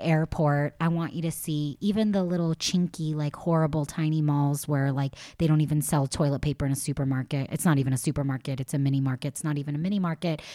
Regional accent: Los Angeles, California, United States; I'm from Los Angeles

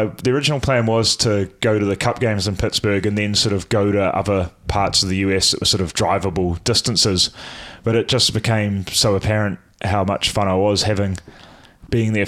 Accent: New Zealand; as a Kiwi

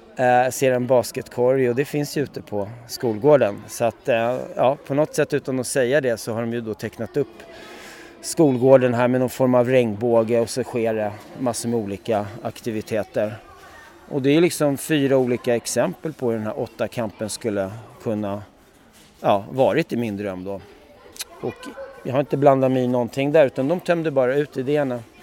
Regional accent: Stockholm, Stockholm County, Sweden; moved away; also born or lived in Paris, France; vi flyttade då till Bredäng som är en del av miljonprogrammet och det ligger bredvid Skärholmen. Så jag är uppväxt där då

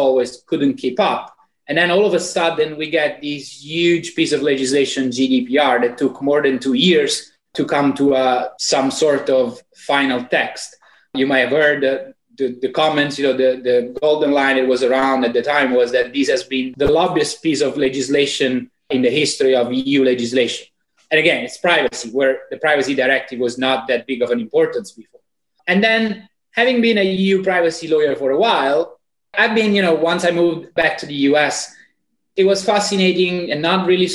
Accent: Italy; accent: Italian; English is a second language; moved away as an adult; as you may have gathered already from my accent, I'm fully 100% Italian

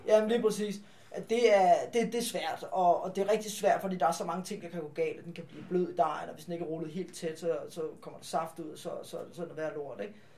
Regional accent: Farum, Capital Region of Denmark, Denmark; som ligger i Farum, som er min hjemby.

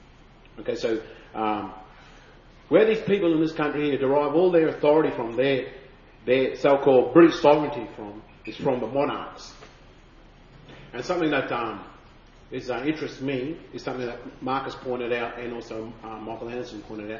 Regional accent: Queensland, Australia; I come from the Wangoon country and Yagalingu. That's out that way where Alpha and Claremont, where my father, grandfather, and great grandfather come from. My language is Widi

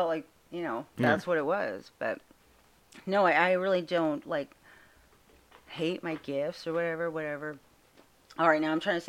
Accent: Seattle, Washington, United States; also born or lived in California; now in Canada; I was raised in Seattle, moved to California, moved to Canada, and I got stuck here.

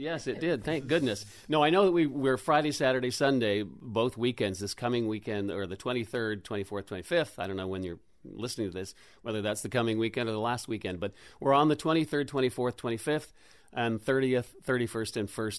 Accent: Oak Bay, British Columbia, Canada; I grew up in Oak Bay

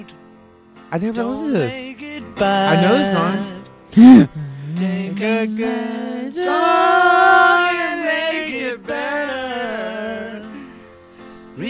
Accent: Arizona, United States; I'm from a shit sticks in Arizona

